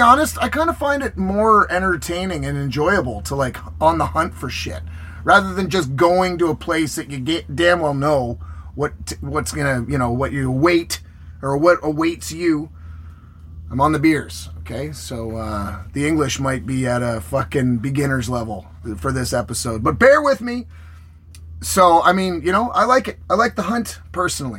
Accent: Canada; I'm Canadian

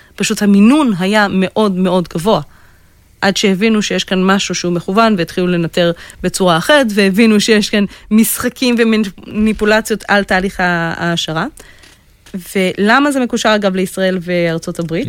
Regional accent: Israel

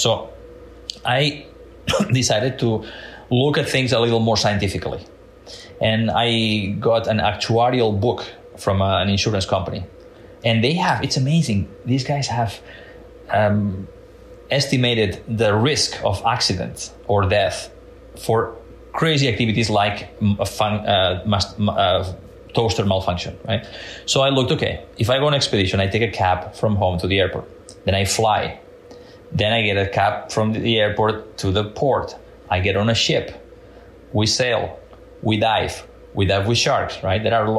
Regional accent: Mediterranean coast, Spain; English is a second language; So when I was a little kid growing up in the Mediterranean coast of Spain, I was fascinated by Jacques Cousteau's documentaries.

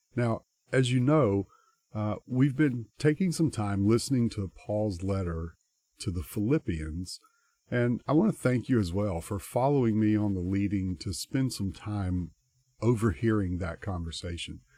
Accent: United States; us as American Christians because we live in a culture

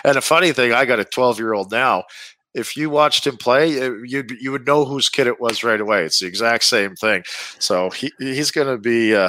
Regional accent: Frontier, Saskatchewan, Canada; also born or lived in Shaunavon; I grew up in, I was born in Shaunavon, which was the big city, because that's where the hospital was. You could be born there. Whereas the town I grew up in, Frontier, there was 200 people, and there wasn't a hospital.

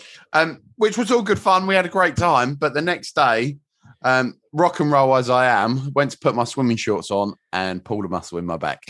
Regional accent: England, United Kingdom; being English

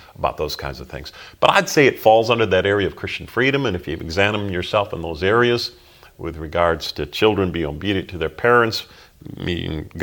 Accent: Holland, Michigan, United States; moved away as an adult; Growing up in Holland, Michigan

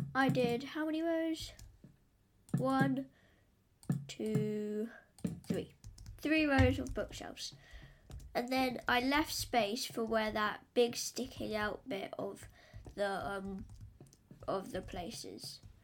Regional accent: England, United Kingdom; I'm English.

